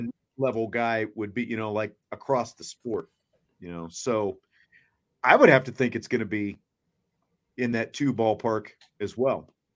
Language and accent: English; Kansas, United States; growing up in Kansas watching the Royals